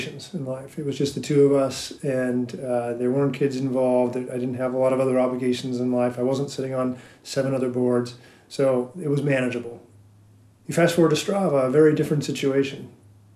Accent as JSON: {"language": "English", "town": "Reno", "region": "Nevada", "country": "United States", "tie": "born or raised there", "said": "I got to be a kid growing up in Reno"}